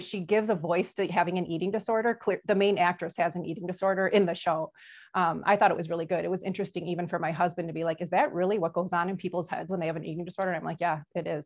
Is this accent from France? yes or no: no; Brookfield, United States; I grew up in Brookfield